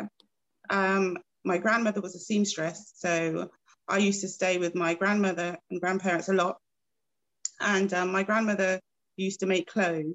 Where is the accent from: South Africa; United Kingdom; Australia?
United Kingdom; Bristol, South West England; moved away as an adult; also born or lived in Gloucester / Birmingham / London; So I'm originally from Bristol, and I'd gone from Bristol to Gloucester, to Birmingham, to London